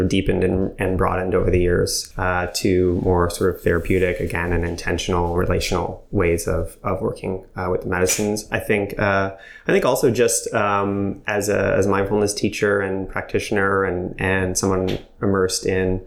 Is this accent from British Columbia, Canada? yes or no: no; Montreal, Quebec, Canada; I'm from Montreal, born and raised